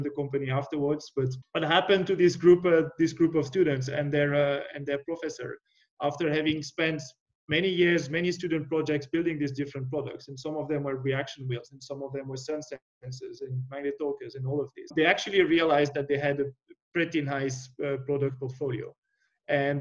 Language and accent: English; near Lausanne, Vaud, Switzerland; moved away; I originally from Switzerland, and Lausanne was just next to my hometown